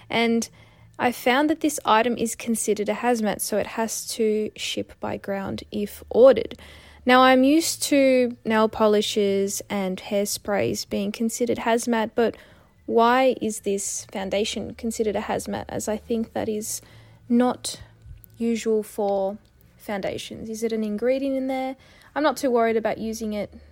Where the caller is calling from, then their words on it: Australia; I'm from Australia.